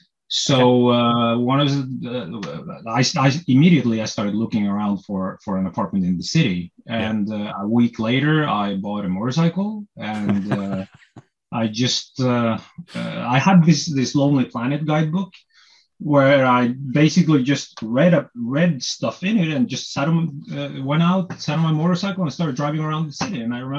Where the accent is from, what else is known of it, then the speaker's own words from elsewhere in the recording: Norway; English is a second language; I learned English here in school, yeah. But I was never really good at it.